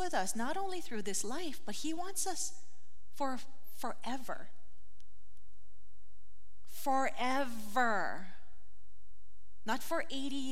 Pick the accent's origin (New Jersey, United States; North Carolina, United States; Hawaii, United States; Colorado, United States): Hawaii, United States; growing up in Hawaii, we got lickings with the stick